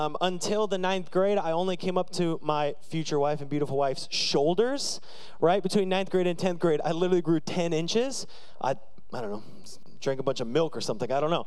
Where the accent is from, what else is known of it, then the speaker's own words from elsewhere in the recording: United States; I am the American that they warned everybody about.